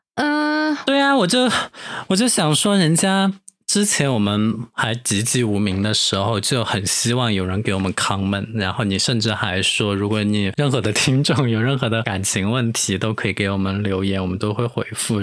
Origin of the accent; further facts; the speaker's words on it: Sichuan, China; accent: Sichuanese; 其实我们四川话真的很好听我现在已经说不惯四川话了